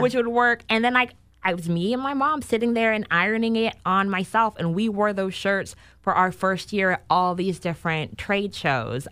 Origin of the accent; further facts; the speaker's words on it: Sacramento, California, United States; moved away as an adult; also born or lived in Los Angeles / Chicago; I am actually originally born and raised in Sacramento